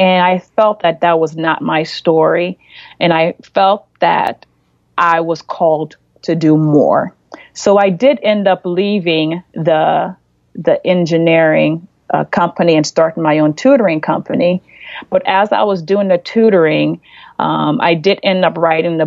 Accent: Florida, United States; moved away as an adult; now in Cleveland, United States; I'm from Florida, and we ended up in Cleveland.

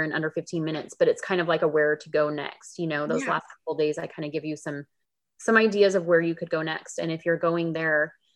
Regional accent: California, United States; I grew up in California and I ended up back here as well

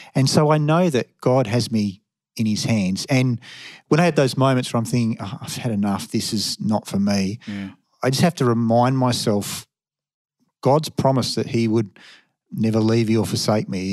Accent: Perth, Western Australia, Australia; moved away; I was from Perth

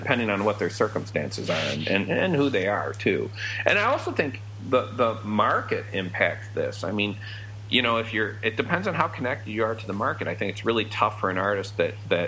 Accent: United States; I'm an American

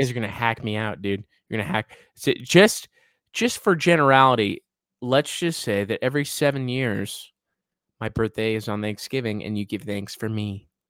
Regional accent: the West, United States; we are from the West

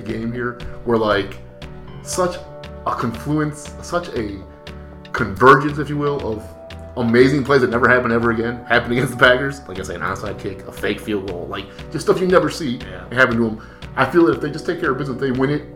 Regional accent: Brazil; moved away; I'm from Brazil.

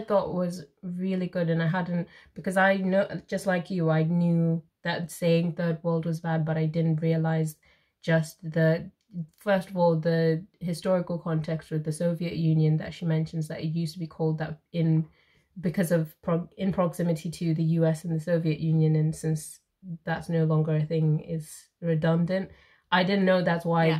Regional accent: Zimbabwe; moved away; I'm from Zimbabwe

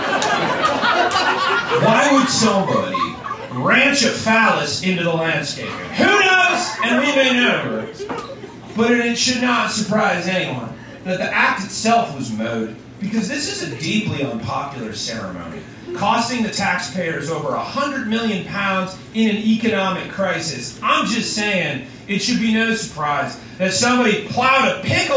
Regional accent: United States; I'm an American.

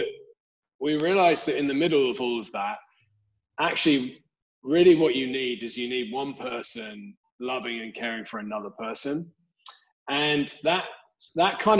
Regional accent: London, United Kingdom; I'm originally from Southeast London. I grew up there

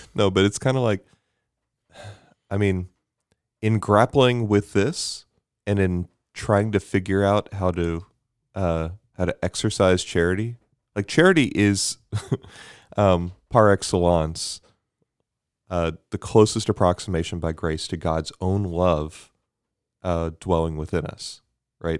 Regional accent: Bermuda; moved away; growing up in Bermuda.

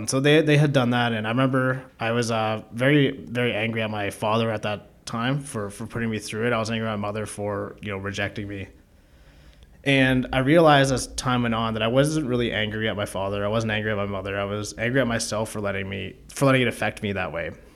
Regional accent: Keswick, Ontario, Canada; now in Toronto, Canada; I grew up in Keswick, Ontario, which is a small town about forty-five minutes north of Toronto

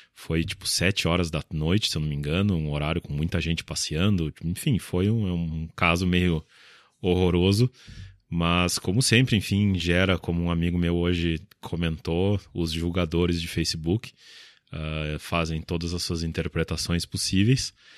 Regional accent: Porto Alegre, Rio Grande do Sul, Brazil; eu sou de Porto Alegre

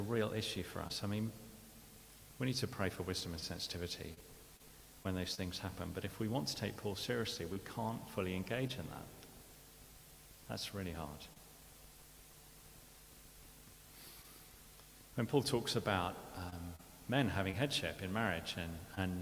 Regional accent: United Kingdom; we're British

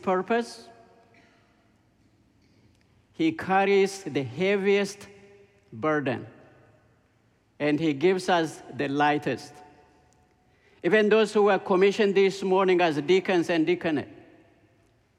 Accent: Ethiopia; moved away; I grew up in Ethiopia. When I was 6 years old, Ethiopia became a communist country

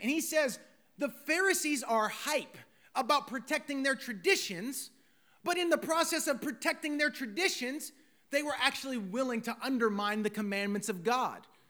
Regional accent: United States; as American citizens

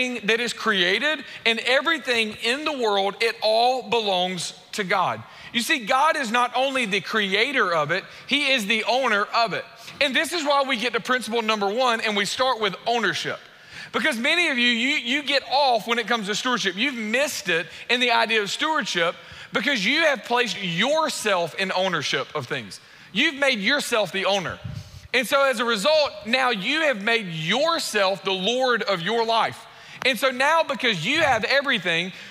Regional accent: United States; we're American

